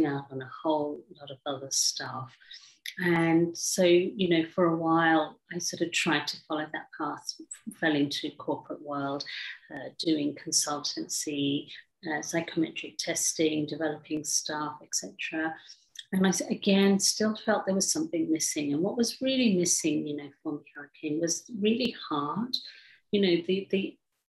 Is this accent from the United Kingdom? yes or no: yes; England, United Kingdom; growing up in England